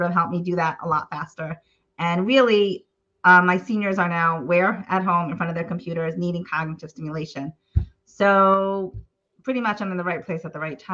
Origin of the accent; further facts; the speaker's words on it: Baltimore, Maryland, United States; moved away as an adult; now in Israel; in the nursing homes in Baltimore, where I'm from Baltimore